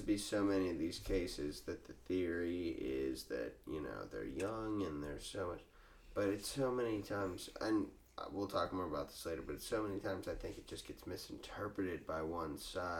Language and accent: English; Ireland; And I'm Irish, so that's fine.